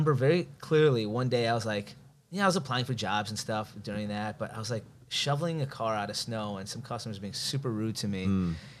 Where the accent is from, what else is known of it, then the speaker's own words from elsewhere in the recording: Skokie, Illinois, United States; moved away as an adult; now in Los Angeles, United States; Born and raised Chicago.